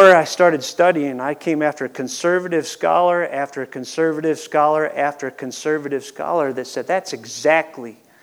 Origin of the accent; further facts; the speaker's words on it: Cleveland, Ohio, United States; we're from Cleveland